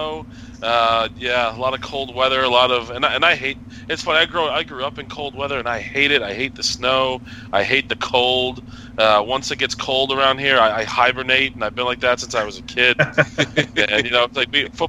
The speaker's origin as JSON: {"language": "English", "region": "New Hampshire", "country": "United States", "tie": "born or raised there", "said": "growing up in New Hampshire"}